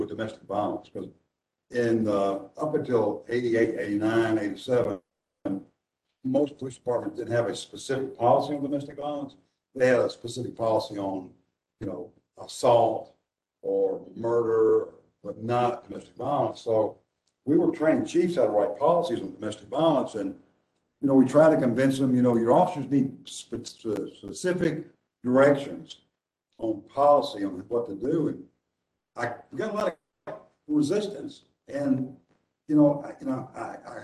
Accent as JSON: {"language": "English", "town": "Nashville", "region": "Tennessee", "country": "United States", "said": "I'm from Nashville"}